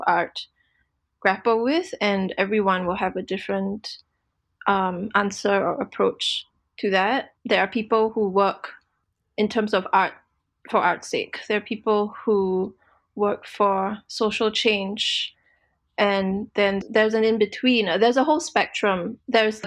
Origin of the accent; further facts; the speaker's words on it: Singapore; now in Portland, United States; I'm currently in Portland, Oregon, United States of America, although I am from Singapore.